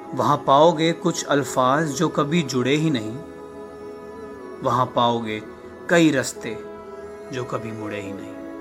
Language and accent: Hindi; New Delhi, Delhi, India; मैं नई दिल्ली का रहने वाला हूँ